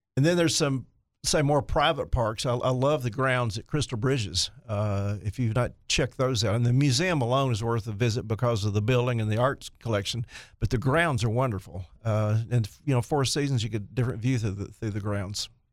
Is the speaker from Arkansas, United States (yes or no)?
yes; Jonesboro, Arkansas, United States; my hometown, Jonesboro